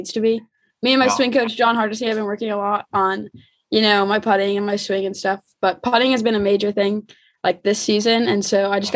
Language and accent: English; Shelbyville, Kentucky, United States; Shelbyville, my hometown, grew up, lived there for basically all my life, kind of like right outside of Louisville